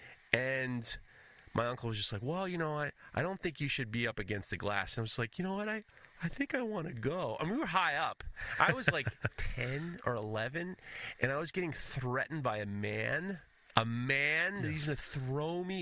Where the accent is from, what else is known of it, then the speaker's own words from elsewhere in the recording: New York City, New York, United States; being a New Yorker